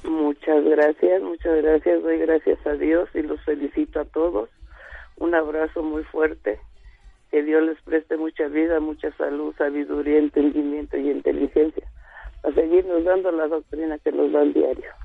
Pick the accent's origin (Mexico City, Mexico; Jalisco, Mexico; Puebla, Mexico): Puebla, Mexico; Palmarito Tochapan; moved away; Yo soy del Tehuacán y Orizaba pueblo de Palmarito, Tochapan